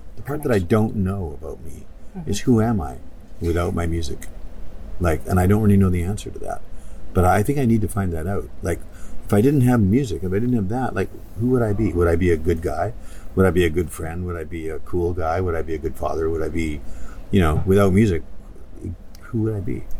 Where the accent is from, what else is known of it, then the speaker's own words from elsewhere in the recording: Canada; moved away; I'm a proud Canadian